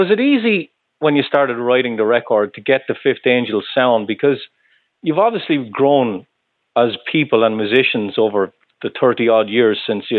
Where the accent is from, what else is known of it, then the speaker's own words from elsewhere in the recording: Ireland; moved away; I'm originally from Ireland